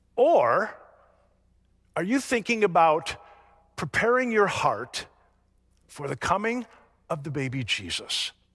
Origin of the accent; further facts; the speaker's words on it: the North, United States; moved away; also born or lived in Florida; I grew up in the North.